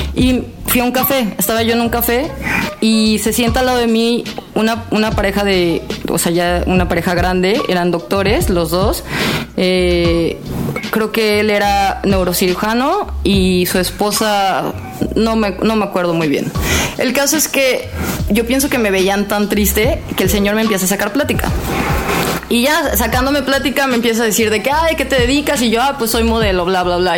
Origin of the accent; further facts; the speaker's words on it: Jalisco, Mexico; moved away as an adult; also born or lived in Tehuacán, Puebla / Mérida; now in New York, United States; Por nacimiento soy de Tehuacán, Puebla, pero pues por vida soy de, Jalisco.